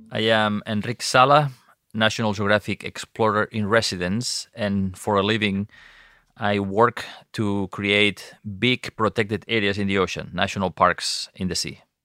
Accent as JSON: {"language": "English", "area": "Costa Brava", "region": "Catalonia", "country": "Spain", "tie": "born or raised there", "said": "I grew up on the Mediterranean coast of Spain and the Costa Brava in, in Catalonia"}